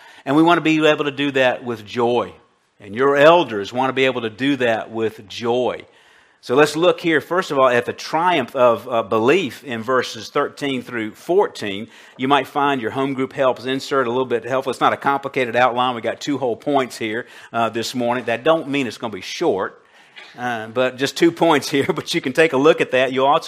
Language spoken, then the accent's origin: English; Colombia; my childhood growing up in Colombia back in the 1960s